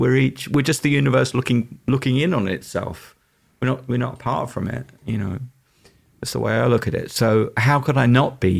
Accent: London, United Kingdom; So they were a local band where I was growing up in East London.

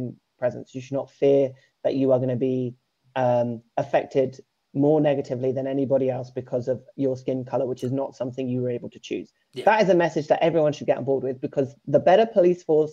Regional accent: Norfolk, East of England, United Kingdom; I grew up in Norfolk, so rural England

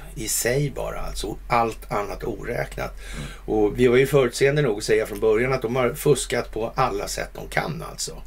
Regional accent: Sweden; som svensk

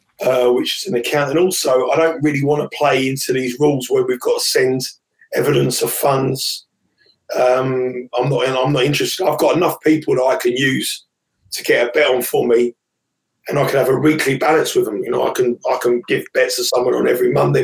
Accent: England, United Kingdom; as an Englishman and as someone who's a proud Englishman who's mad into football

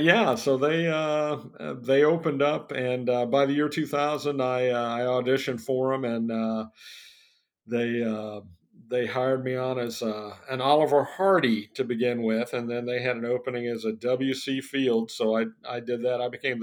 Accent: Panama Canal Zone, Panama; born there; also born or lived in Virginia / North Carolina / Indiana / Florida; Well, I was born in Panama Canal Zone, actually, because my dad was in the Army.

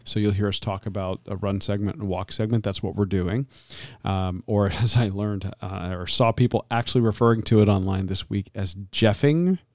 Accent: Florida, United States; I'm growing up in Florida

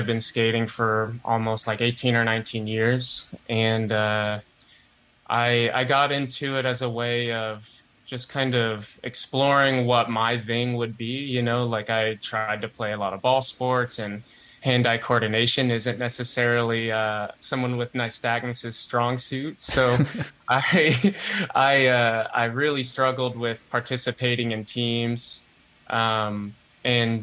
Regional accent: Indiana, United States; I am from Indiana. I currently live in Bloomington, Indiana

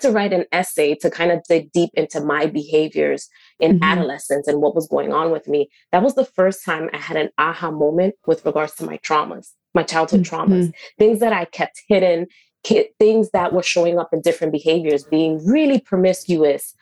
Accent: New York City, New York, United States; also born or lived in Westchester County, New York; I will represent really hardcore Washington Heights

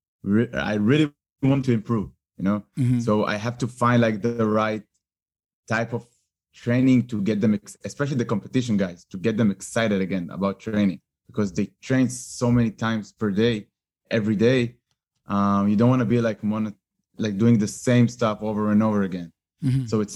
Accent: Tel Aviv, Tel Aviv District, Israel; I'm really like pure born Tel Aviv

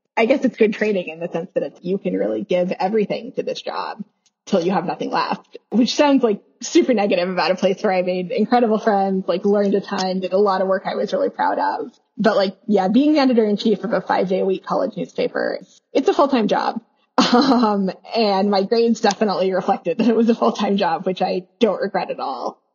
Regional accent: Kansas suburbs of Kansas City, United States; I was born in Kansas City, Missouri. I grew up in the Kansas suburbs of Kansas City

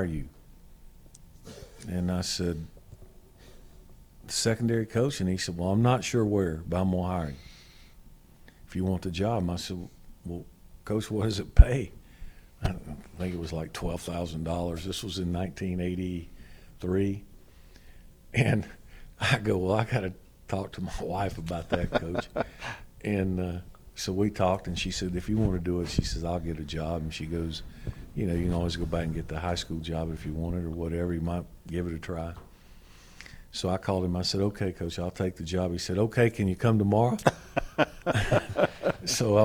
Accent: North Carolina, United States; born or raised there; moved away as an adult

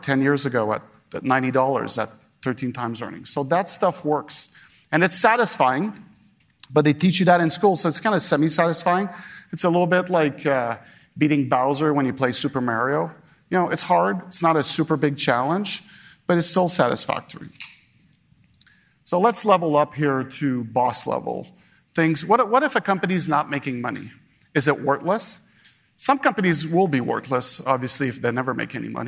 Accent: Montreal, Quebec, Canada; Montreal, my hometown

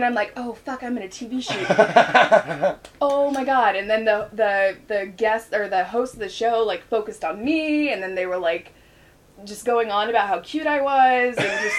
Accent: United States; they straight up know I'm American. I'm like, I know I'm loud and obnoxious, but how do you know I'm American?

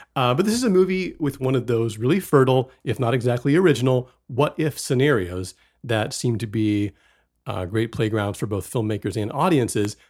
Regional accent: West Virginia, United States; also born or lived in Fort Worth, Texas; I was born in Texas and grew up in West Virginia.

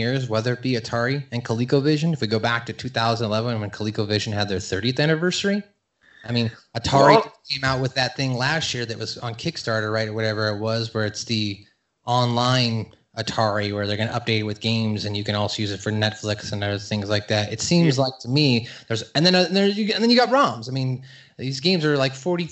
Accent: West Coast, United States; I grew up on the West Coast, so I grew up with a different, you know, a cultural aspect of being around different types of cultures and races

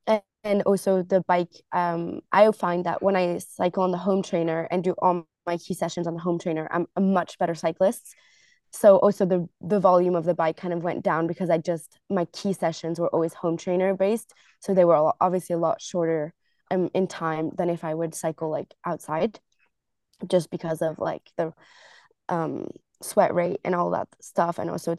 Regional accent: United States; born there; I was born in the States, so my dad was actually going to uni there. So I was born in the States and then we moved around with my family quite a lot for my dad's job.

